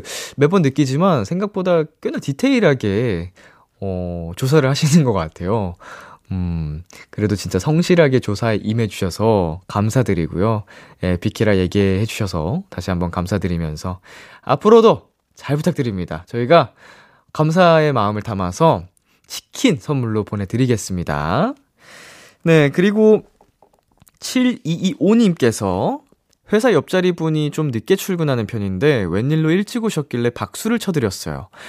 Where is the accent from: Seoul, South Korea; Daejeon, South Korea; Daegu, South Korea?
Daejeon, South Korea; moved away; 대전의 명물